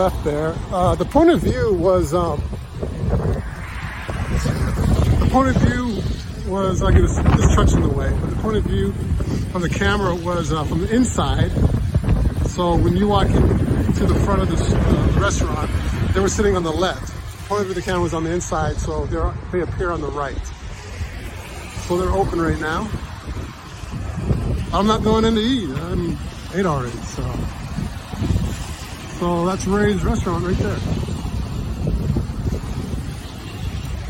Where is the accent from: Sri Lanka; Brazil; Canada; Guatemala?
Canada; now in Los Angeles, United States; I grew up in Canada, so I played football in the snow